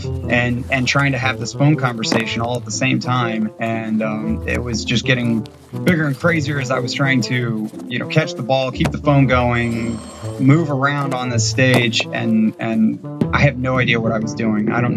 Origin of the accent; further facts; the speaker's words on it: Ohio, United States; now in Savannah, United States; I grew up in the Midwest in Ohio.